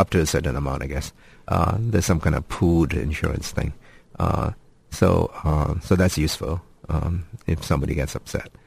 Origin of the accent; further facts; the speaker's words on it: Oregon, United States; moved away; also born or lived in Ashland, Oregon; I was from Oregon.